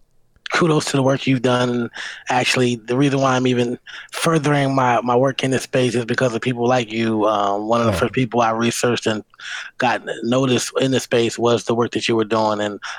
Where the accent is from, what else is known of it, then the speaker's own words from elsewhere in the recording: Philadelphia, Pennsylvania, United States; growing up in Philadelphia